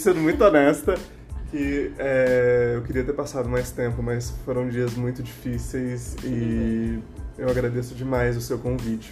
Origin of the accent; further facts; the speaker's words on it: Anápolis, Goiás, Brazil; now in Brasília, Brazil; É, eu tô aqui em Brasília, mas eu não sou originalmente de Brasília. Eu sou de Anápolis, Goiás